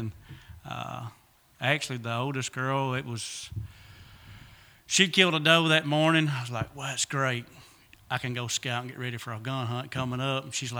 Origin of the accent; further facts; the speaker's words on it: United States; Well, I was born here in Lawrence County and been here ever since. I work at maintenance at the tissue mill down here in Barton.